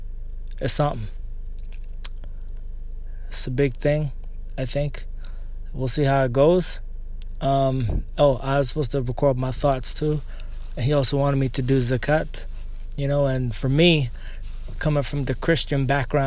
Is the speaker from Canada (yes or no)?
yes; Canada; born or raised there; also born or lived in Eritrea